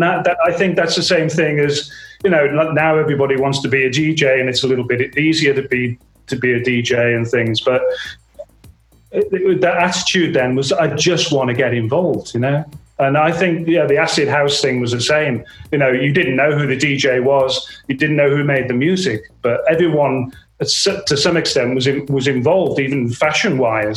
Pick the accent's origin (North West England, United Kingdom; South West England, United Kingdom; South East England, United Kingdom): North West England, United Kingdom; Merseyside; I grew up in Merseyside